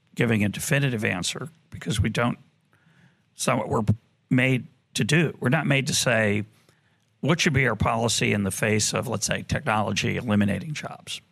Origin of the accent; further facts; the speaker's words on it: Boston, Massachusetts, United States; now in Jerusalem, Israel; I grew up in Boston